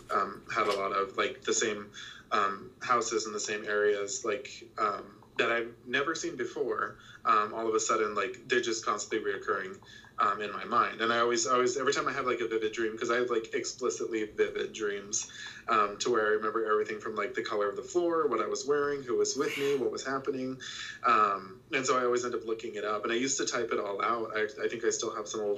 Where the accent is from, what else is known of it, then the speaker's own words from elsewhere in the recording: South Texas, United States; I grew up in South Texas.